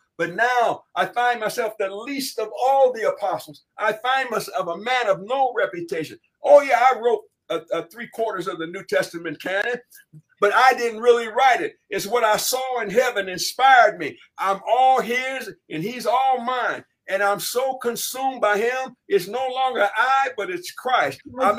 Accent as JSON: {"language": "English", "town": "Hollywood", "region": "California", "country": "United States", "tie": "born or raised there", "said": "I was raised in Hollywood."}